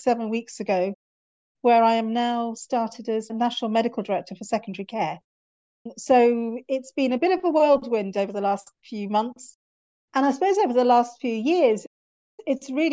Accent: North Wales, United Kingdom; moved away as an adult; also born or lived in Cardiff; now in London, United Kingdom; I was born in North Wales and went to med school in Cardiff and then transferred up to London because I got married

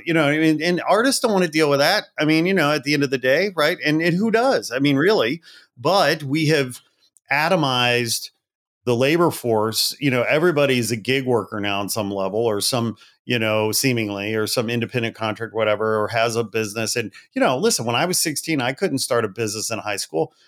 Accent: Portage, Indiana, United States; moved away as an adult; also born or lived in Gary, Indiana / Chicago / Los Angeles; I was born in Gary and I grew up in Portage

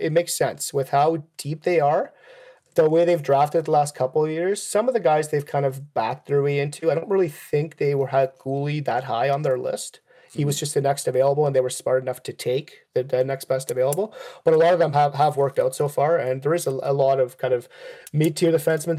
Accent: Switzerland; moved away; I'm originally from Switzerland

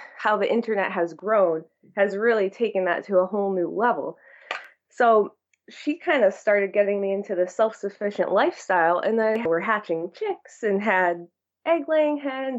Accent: Torrington, Connecticut, United States; moved away as an adult; also born or lived in Derby, Connecticut; now in Vermont, United States; I grew up in Derby, which is near New Haven. And when I was about 11, I moved to Torrington. So I consider it that I grew up there because I went to high school there

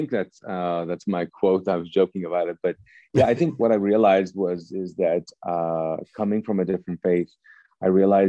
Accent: Pakistan; also born or lived in Kuwait; And so I grew up in Pakistan and Kuwait, both Eastern cultures, and your identity is connected to the group that you're a part of.

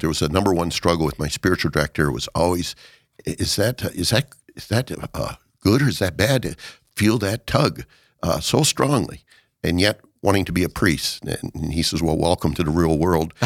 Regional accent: Watertown, South Dakota, United States; I was born in Watertown, South Dakota.

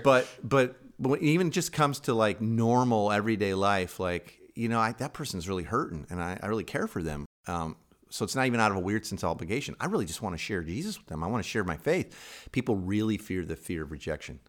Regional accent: Chicago, Illinois, United States; moved away; I'm from Chicago originally

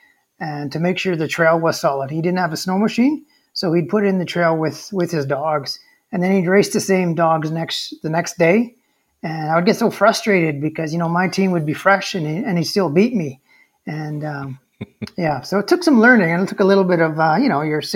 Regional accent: Fort St. James, British Columbia, Canada; I'm born and raised in Fort St. James, and I've been running sled dogs my entire life

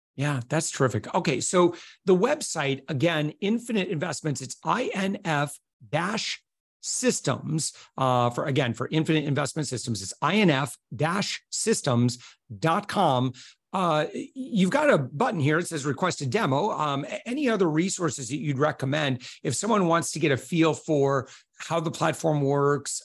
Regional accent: United States; as an American

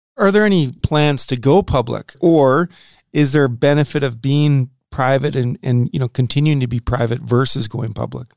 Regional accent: Saskatoon, Saskatchewan, Canada; also born or lived in North Dakota; I grew up in Saskatoon

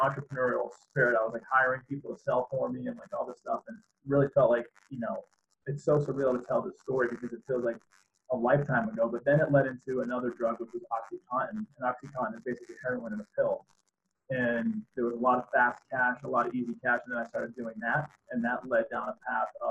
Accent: Boston, Massachusetts, United States; the town I grew up in Boston

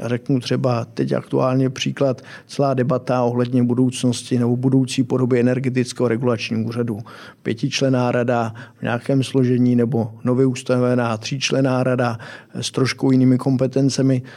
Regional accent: Czechia; jako Češi

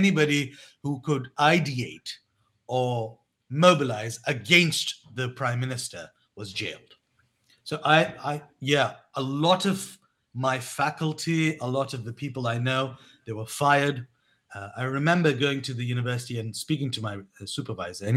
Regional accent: England, United Kingdom; moved away as an adult; also born or lived in Pakistan / Turkey; I was born in Pakistan, but I grew up in England

